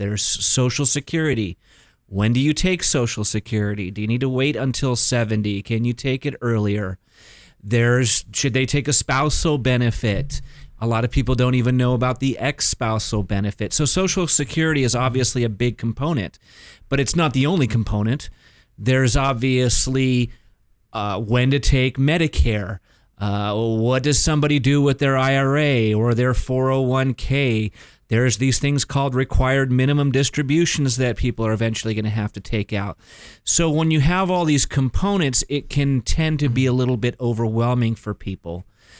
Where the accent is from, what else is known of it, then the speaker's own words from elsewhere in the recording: Mission Viejo, California, United States; I was born and raised here in Orange County.